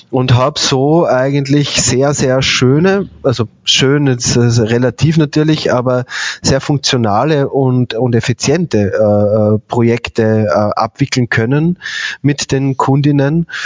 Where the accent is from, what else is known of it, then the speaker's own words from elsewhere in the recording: Bad Gastein, Salzburg, Austria; ich komme aber aus den Bergen, also aus Bad Gastein.